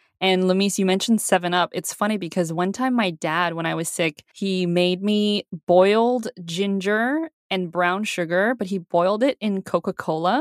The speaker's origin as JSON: {"language": "English", "country": "Canada", "tie": "born or raised there", "also_born_or_lived": "China", "said": "I was born in China and moved to Canada when I was 6"}